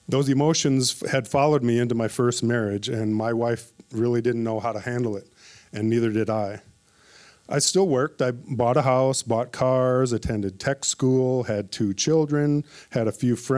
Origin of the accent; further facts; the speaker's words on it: Minneapolis, Minnesota, United States; moved away as an adult; I was born and raised in Minneapolis, Minnesota, and I lived there for 47 years